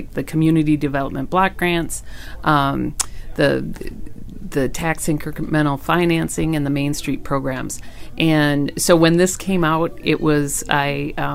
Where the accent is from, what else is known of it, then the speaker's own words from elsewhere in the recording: Green Bay, Wisconsin, United States; moved away as an adult; now in La Farge, United States; I grew up in Green Bay, Wisconsin